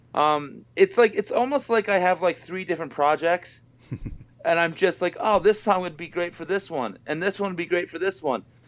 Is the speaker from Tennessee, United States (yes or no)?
no; Boise, Idaho, United States; moved away as an adult; now in Las Vegas, United States; me and Dave, the bassist, we met when we were in uh, junior high in Boise, Idaho